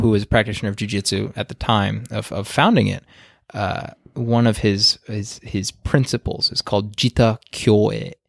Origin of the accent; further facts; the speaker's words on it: United States; being an American and growing up with the state system